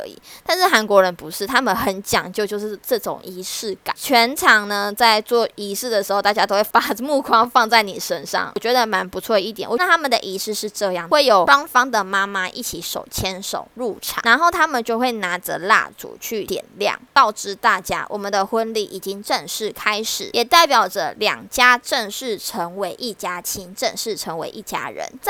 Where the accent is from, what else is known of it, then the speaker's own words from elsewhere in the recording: Taiwan; 不会像我们台湾人吃完嘛，然后他们就会去站在门口跟大家做送客。